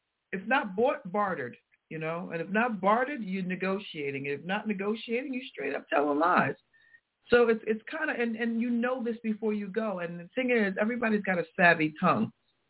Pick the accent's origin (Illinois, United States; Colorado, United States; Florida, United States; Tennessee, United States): Tennessee, United States; we were reminiscing about growing up in Tennessee. Now, she was there full-time. I was there part-time.